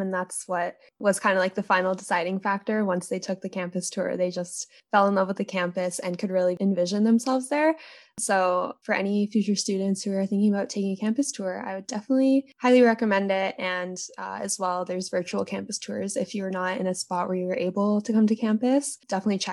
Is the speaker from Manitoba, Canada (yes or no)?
no; Calgary, Alberta, Canada; also born or lived in Vancouver; I'm from Vancouver too, but I've pretty much grown up in Calgary.